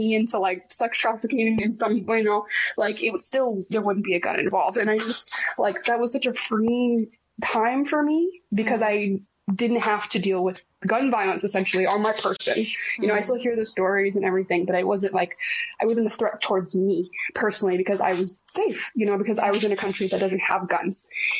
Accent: Texas, United States; as a Texan, I gotta be like respectful to the people who enjoy guns

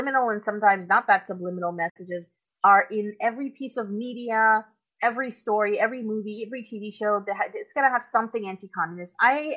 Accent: Pakistan; moved away; I'm originally from Pakistan. If anybody doesn't know, I was born and grew up there for my first part of my life

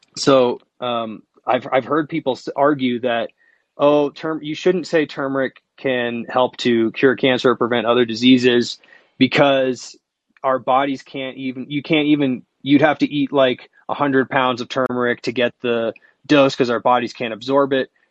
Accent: Seattle, Washington, United States; I'm from Wa- Seattle

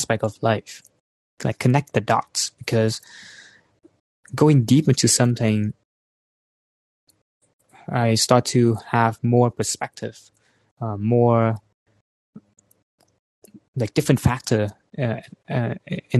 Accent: Vietnam; moved away; I'm from Vietnam

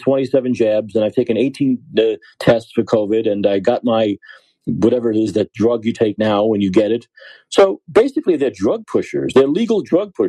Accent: New York, United States; moved away as an adult; now in San Francisco, United States; I'm from New York. I live in San Francisco now.

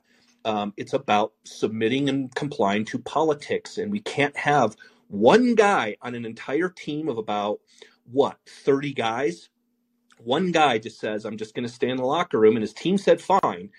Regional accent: Denver, Colorado, United States; I grew up in Denver

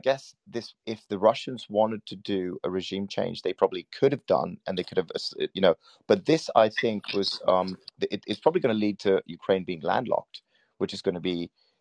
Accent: Sri Lanka; I'm from Sri Lanka. I'm a Buddhist, actually

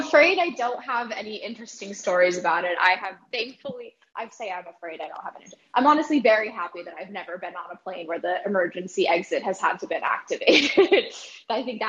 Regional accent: Connecticut, United States; moved away as an adult; also born or lived in Evanston, Illinois; now in New York City, United States; I grew up in Connecticut, though, so like 45 minutes outside of New York.

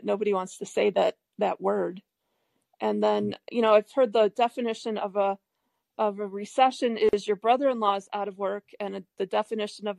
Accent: Detroit, Michigan, United States; moved away as an adult; now in Colorado, United States; I'm from Detroit, Michigan

